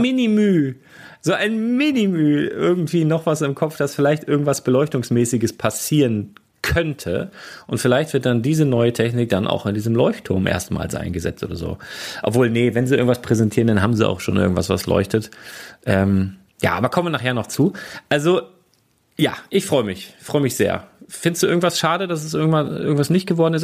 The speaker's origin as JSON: {"language": "German", "region": "Northern Germany", "country": "Germany", "said": "ich bin Küstenkind hier, ne, ich bin Norddeutscher"}